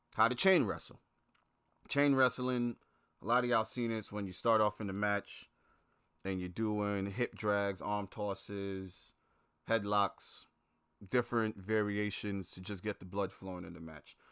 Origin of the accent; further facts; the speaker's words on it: Brooklyn, New York, United States; moved away; growing up in Brooklyn